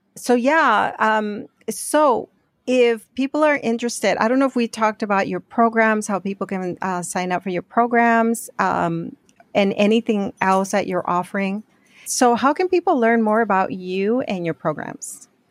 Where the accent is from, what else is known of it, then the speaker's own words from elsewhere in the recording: Arizona, United States; moved away; I grew up in Arizona